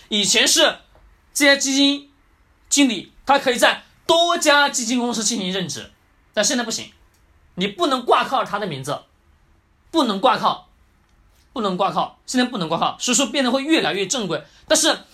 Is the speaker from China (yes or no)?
yes; China; 我们中国人的思想